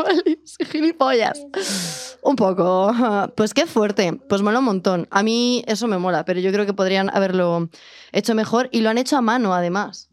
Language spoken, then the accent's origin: Spanish; Palencia, Castile and León, Spain; moved away; yo soy de Palencia con P